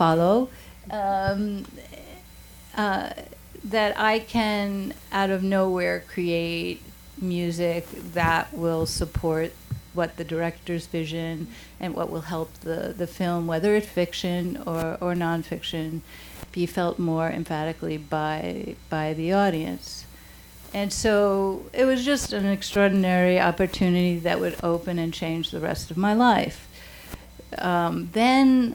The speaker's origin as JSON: {"language": "English", "town": "New York City", "region": "New York", "country": "United States", "said": "I was from the Bronx"}